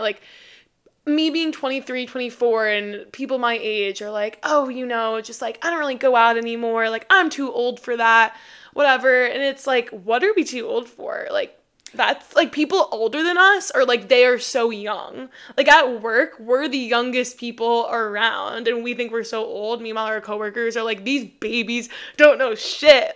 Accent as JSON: {"language": "English", "region": "New York", "country": "United States", "moved": "as an adult", "lives_now": "Austin, United States", "said": "I'm from New York and I'm moving back"}